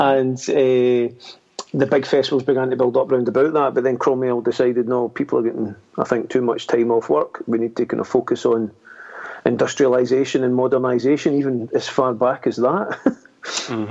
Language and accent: English; Scotland, United Kingdom; being Scottish